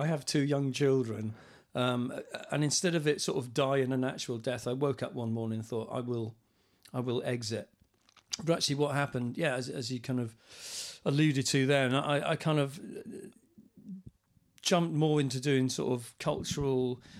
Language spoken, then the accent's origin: English; Swansea, Wales, United Kingdom; also born or lived in Cardiff; now in Vale of Glamorgan, United Kingdom; even though I live in the Vale of Glam, I grew up in Swansea, which is Wales's second city, or Wales's premier city, as football fans like to call it, last few years. Even though I've lived actually in around Cardiff for 25 years